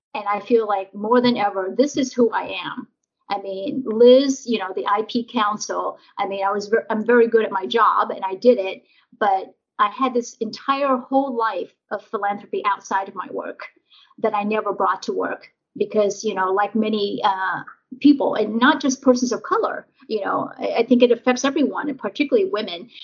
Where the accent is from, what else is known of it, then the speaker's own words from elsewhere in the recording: Nebraska, United States; also born or lived in Vietnam; now in California, United States; growing up in Nebraska